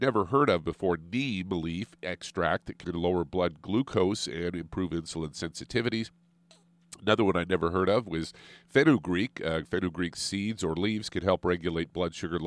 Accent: Midwest, United States; moved away as an adult; now in California, United States; growing up as a kid growing up in the Midwest.

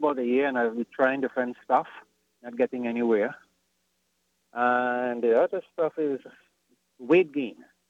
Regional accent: Trinidad & Tobago; moved away; I'm from Trinidad originally.

